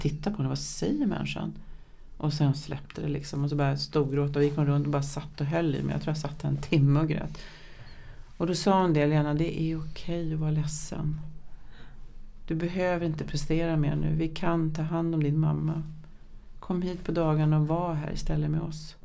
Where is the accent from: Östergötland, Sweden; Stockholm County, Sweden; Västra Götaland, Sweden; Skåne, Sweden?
Stockholm County, Sweden; Vårby